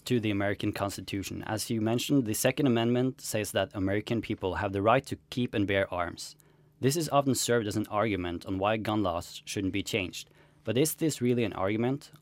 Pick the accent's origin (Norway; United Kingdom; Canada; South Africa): Norway; we in Norway